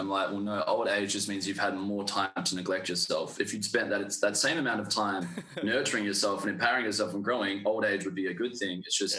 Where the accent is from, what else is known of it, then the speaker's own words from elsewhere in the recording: Manjimup, Western Australia, Australia; now in Perth, Australia; I grew up in Manjimup in Western Australia, so it's about 3.5 hours down south of Perth, small country town, like population of 5,000.